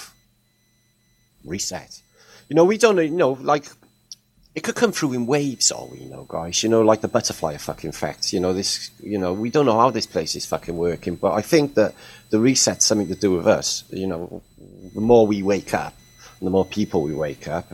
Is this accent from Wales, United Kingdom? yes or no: yes; Wales, United Kingdom; I'm from Wales